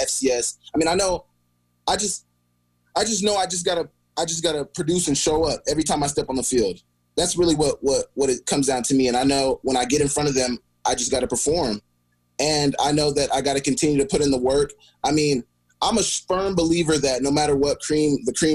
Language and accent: English; Oklahoma, United States; moved away as an adult; now in Missoula, United States; coming from a more southern state